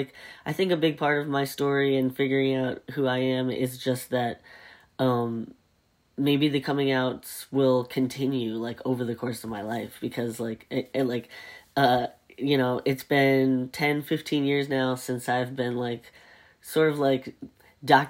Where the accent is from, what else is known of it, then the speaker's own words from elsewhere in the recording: the South, United States; I grew up in the South